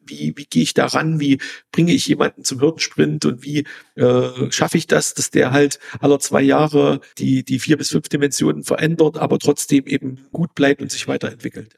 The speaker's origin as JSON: {"language": "German", "region": "East Germany", "country": "Germany", "said": "In Ostdeutschland, ich komme aus, aus dem Osten"}